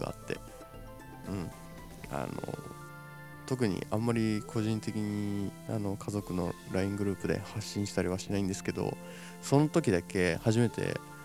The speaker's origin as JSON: {"language": "Japanese", "region": "Shizuoka", "country": "Japan", "tie": "born or raised there", "said": "僕静岡出身なんです静岡県静岡市出身なんですよ"}